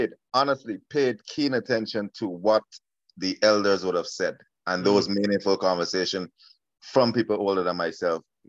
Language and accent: English; Georgetown, Demerara-Mahaica, Guyana; now in Canada; I was born in Georgetown, Guyana. Mm-hmm. Did most of my schooling there